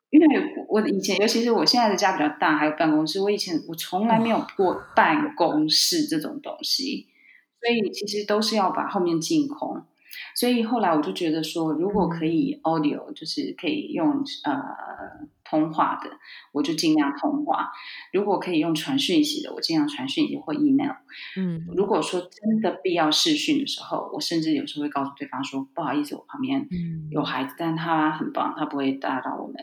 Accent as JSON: {"language": "Chinese", "country": "Taiwan", "moved": "yes", "lives_now": "Spain", "said": "可能会搬回台湾哦。那也是想要陪台湾的家人"}